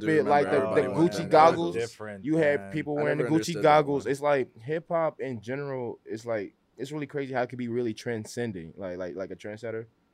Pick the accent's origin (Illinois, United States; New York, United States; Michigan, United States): Illinois, United States; Chicago; being in Chicago, growing up in Chicago